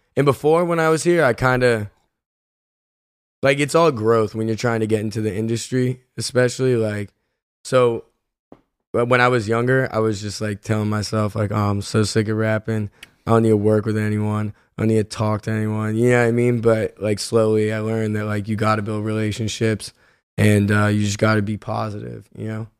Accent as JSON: {"language": "English", "town": "Philadelphia", "region": "Pennsylvania", "country": "United States", "tie": "born or raised there", "said": "I'm from Philly"}